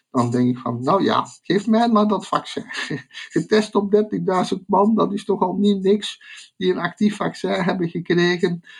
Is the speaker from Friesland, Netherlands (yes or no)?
no; Zeeland, Netherlands; bovendien zijn wij Zeeuws-Vlamingen. Dat is zo, een Zeeuws-Vlaming, dat is het, uh, het algemene gemiddelde tussen België en Nederland.